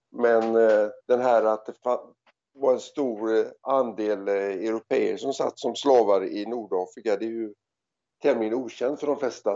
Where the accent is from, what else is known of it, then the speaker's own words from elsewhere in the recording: Gothenburg, Västra Götaland, Sweden; moved away as an adult; also born or lived in South Africa / Australia; jag kommer ursprungligen från eh, Göteborg